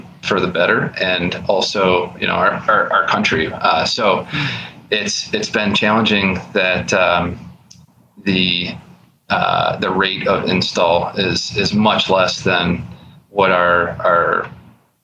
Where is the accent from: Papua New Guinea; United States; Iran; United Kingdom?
United States; Buffalo, New York; I'm from Buffalo, New York